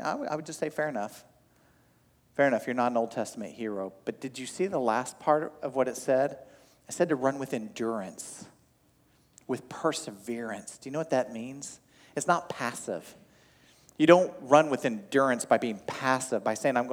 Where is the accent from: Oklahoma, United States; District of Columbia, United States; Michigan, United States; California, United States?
Oklahoma, United States; I grew up in Oklahoma